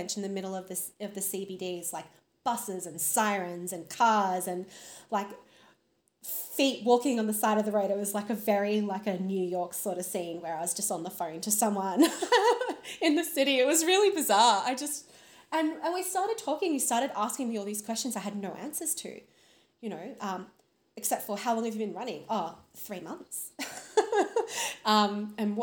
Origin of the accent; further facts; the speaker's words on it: Brisbane, Queensland, Australia; moved away as an adult; now in Queensland, Australia; I'm originally from Brisbane. Now live on a lovely rural property about 3 hours northwest of Brisbane